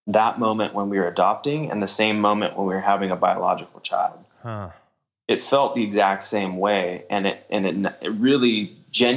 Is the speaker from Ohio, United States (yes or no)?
no; Santa Barbara, California, United States; we're from Santa Barbara, California